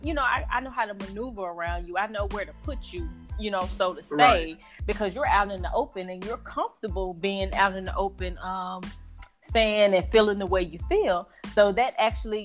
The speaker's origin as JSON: {"language": "English", "town": "Helena-West Helena", "region": "Arkansas", "country": "United States", "also_born_or_lived": "Memphis, Tennessee / St. Louis, Missouri", "said": "I'm from a really, really, really extremely small town called Helena, Arkansas. Helena, West Helena, Arkansas, small town, USA"}